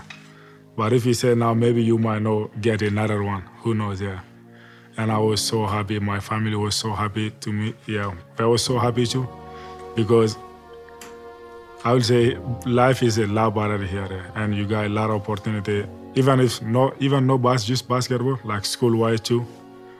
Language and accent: English; Mali; now in United States; I'm from Mali, West Africa.